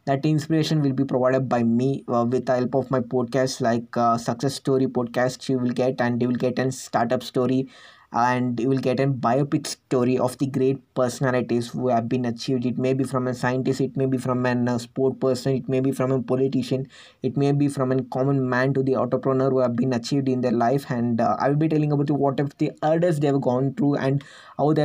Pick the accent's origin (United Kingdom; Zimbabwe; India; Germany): India; I'm from India